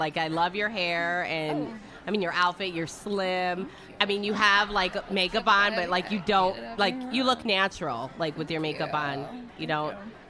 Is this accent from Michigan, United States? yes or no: yes; Detroit, Michigan, United States; now in Florida, United States; I'm from Detroit.